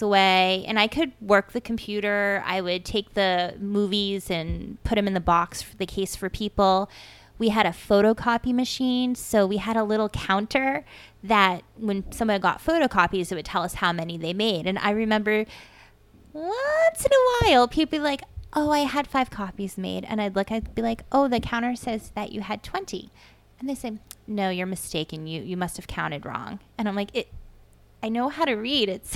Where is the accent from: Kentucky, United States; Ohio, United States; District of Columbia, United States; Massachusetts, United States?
Massachusetts, United States; Dracut; also born or lived in Lowell, Massachusetts; We grew up in Lowell in Dracut, Massachusetts.